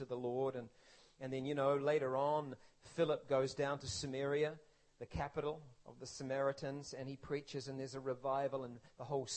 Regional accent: New Zealand; When I was growing up in New Zealand as a boy

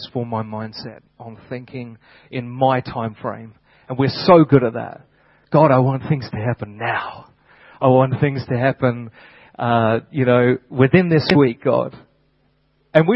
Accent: United Kingdom; moved away; back in my home country

